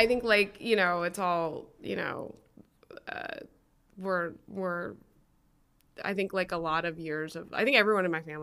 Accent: Wilmette, Illinois, United States; I grew up a little outside of Chicago in Wilmette, which is just like a suburb a little bit north of the city

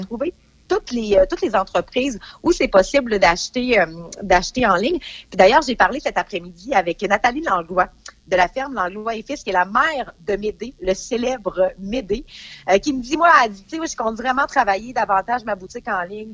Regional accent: Saint-Alban, Quebec, Canada; je viens de Saint-Alban

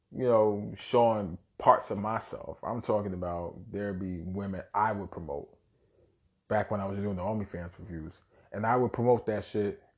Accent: New York City, New York, United States; born and raised in Brooklyn, New York

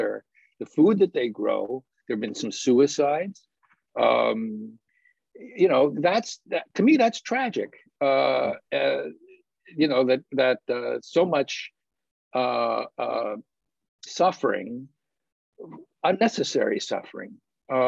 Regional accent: United States; as an American citizen

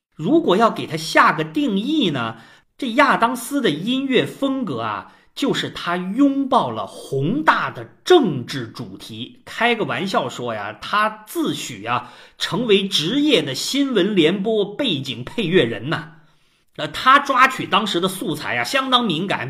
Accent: China; 我们中国人

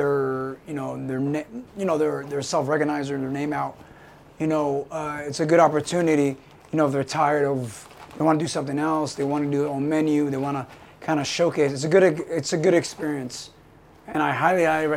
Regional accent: San Francisco, California, United States; I'm from Frisco

